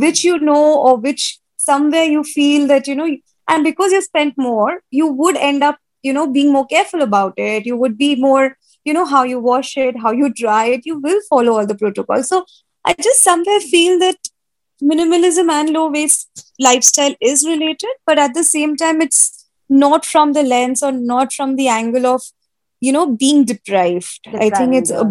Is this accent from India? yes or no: yes; Kolkata, West Bengal, India; also born or lived in Uttar Pradesh; born and brought up in Calcutta